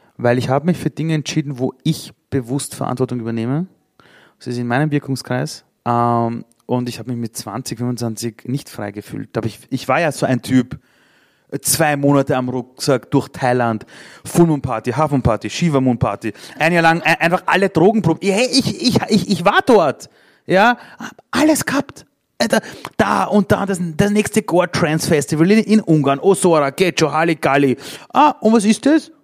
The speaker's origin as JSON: {"language": "German", "region": "Vienna", "country": "Austria", "tie": "born or raised there", "second_language": "German", "said": "ich bin in Simmering aufgewachsen, im Arbeiterbezirk in Wien"}